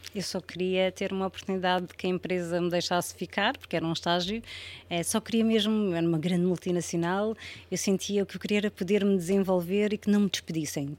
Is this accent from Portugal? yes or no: yes; Portugal; moved away as an adult; also born or lived in Spain